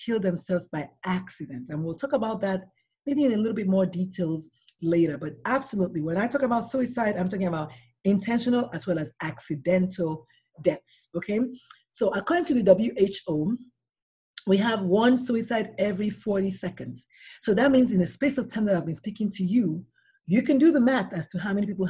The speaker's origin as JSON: {"language": "English", "country": "Nigeria", "tie": "born or raised there", "moved": "yes", "lives_now": "San Antonio, United States", "said": "I'm a Nigerian-born pediatrician"}